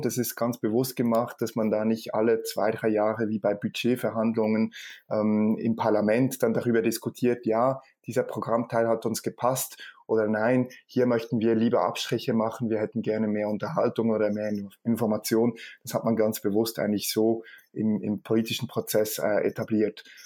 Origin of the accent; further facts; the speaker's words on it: Switzerland; bei uns in der Schweiz